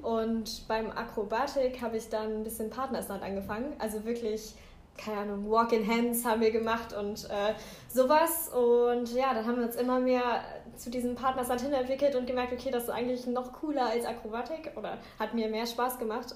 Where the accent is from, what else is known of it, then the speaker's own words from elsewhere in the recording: Kerkrade, Limburg, Netherlands; now in Aachen, Germany; ich komme aus Kerkrade. Das ist hier ähm, keine zehn Minuten über die Grenze von Aachen, also in den Niederlanden.